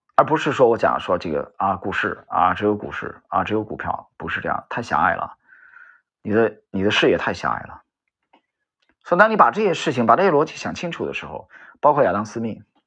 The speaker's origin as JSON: {"language": "Chinese", "region": "northern China", "country": "China", "tie": "born or raised there", "moved": "yes", "said": "我在北方这个城市长大，生活"}